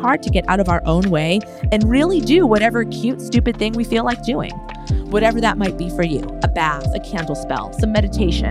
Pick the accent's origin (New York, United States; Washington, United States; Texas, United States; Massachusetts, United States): Massachusetts, United States; moved away; we're both from Massachusetts. Mm-hmm. We both escaped the Boston area